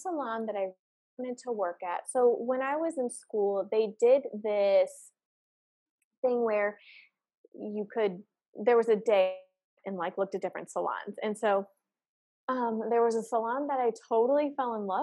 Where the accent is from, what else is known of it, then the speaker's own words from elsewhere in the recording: St. Louis, Missouri, United States; I'm from St. Louis, Missouri